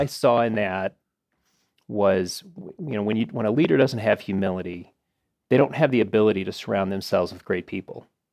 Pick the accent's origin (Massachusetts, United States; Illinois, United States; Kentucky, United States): Illinois, United States; Arlington Heights; I grew up in Arlington Heights, Illinois